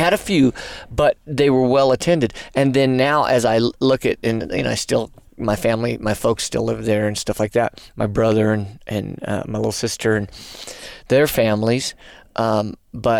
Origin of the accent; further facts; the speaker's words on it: New Mexico, United States; moved away; My home state